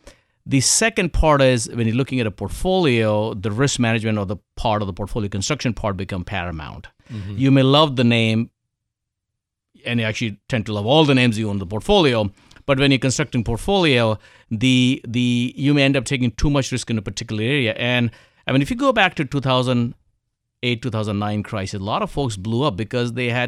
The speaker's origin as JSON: {"language": "English", "country": "India", "tie": "born or raised there", "said": "So I think, first of all, I was born in India, grew up in India."}